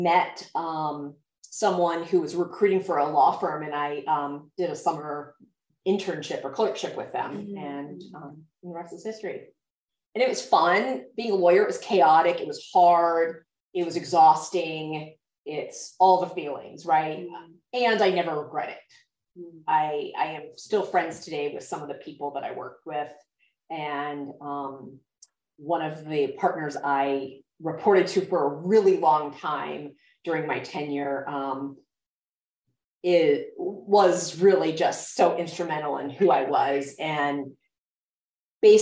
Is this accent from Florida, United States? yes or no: yes; Daytona Beach, Florida, United States; moved away as an adult; also born or lived in Washington, D.C.; I grew up in Florida. I grew up in Daytona Beach. It was a super fun place to grow up